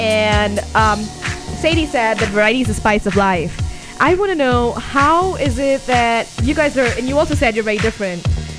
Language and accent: English; India; moved away; I'm from India, obviously, and clearly, yeah. And our music is very European influenced.